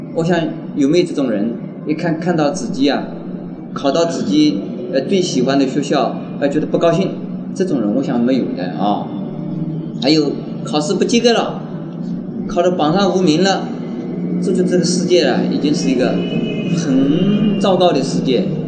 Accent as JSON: {"language": "Chinese", "area": "near Wuxi", "region": "Jiangsu", "country": "China", "tie": "born or raised there", "said": "这无锡就靠在我出生的地方很近"}